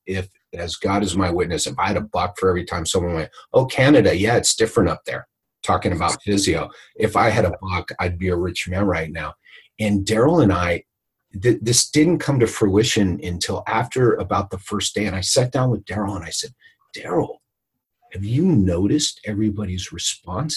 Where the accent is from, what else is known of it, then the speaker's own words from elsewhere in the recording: California, United States; I'm from California